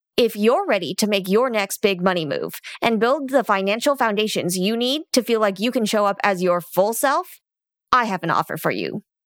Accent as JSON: {"language": "English", "region": "California Bay Area", "country": "United States", "tie": "born or raised there", "moved": "as an adult", "lives_now": "Arizona, United States", "said": "I grew up in the California Bay Area."}